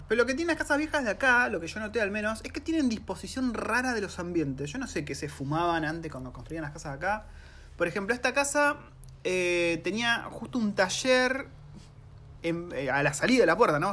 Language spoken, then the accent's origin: Spanish; Argentina; moved away as an adult; also born or lived in New Zealand; now in Wellington, New Zealand; somos una familia argentina